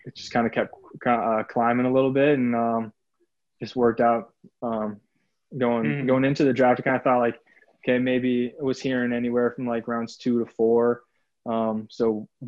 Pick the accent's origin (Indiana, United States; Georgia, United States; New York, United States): Indiana, United States; Indianapolis; moved away as an adult; now in Los Angeles, United States; I'm from Indianapolis